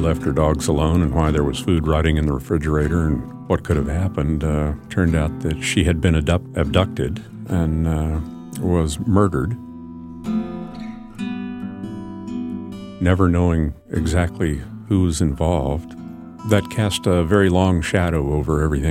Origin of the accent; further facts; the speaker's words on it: Anchorage, Alaska, United States; When I was growing up in Anchorage